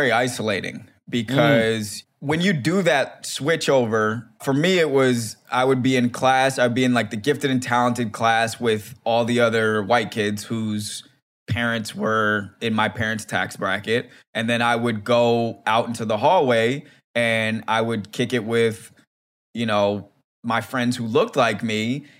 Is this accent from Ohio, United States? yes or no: no; Silver Spring, Maryland, United States; It's not like I'm from DC. I'm from Silver Spring, like I said